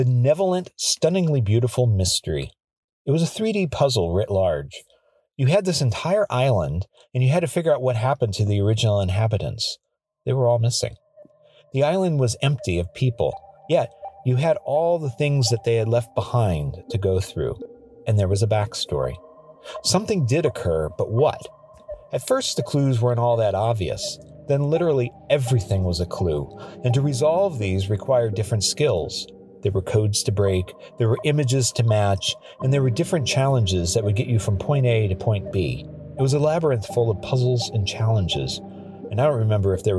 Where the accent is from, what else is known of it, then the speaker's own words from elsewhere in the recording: Midwest, United States; When I was a kid, growing up in the Midwest, with nothing but cornfields and blue sky everywhere